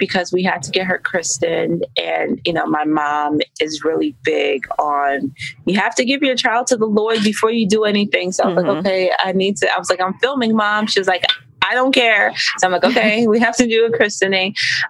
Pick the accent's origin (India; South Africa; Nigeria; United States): Nigeria; yes, I'm Nigerian, but it's my Nigerian culture and heritage that has pushed me to do all of these things simultaneously.